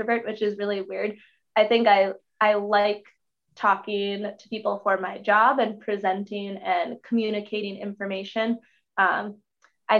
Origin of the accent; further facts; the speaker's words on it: Hill City, Minnesota, United States; I'm originally from Hill City, Minnesota, just south of the Grand Rapids area in Aiken County, just about an hour west of the Duluth area. That's where I was born and raised